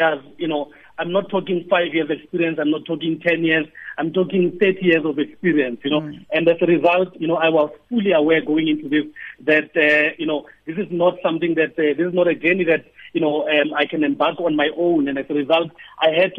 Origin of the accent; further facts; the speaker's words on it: South Africa; we are South African